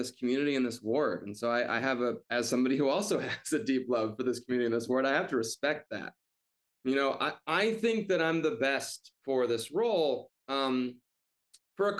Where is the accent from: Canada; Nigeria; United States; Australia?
United States; suburbs outside of Detroit, Michigan; moved away as an adult; now in Chicago, United States; I am from the suburbs outside of Detroit.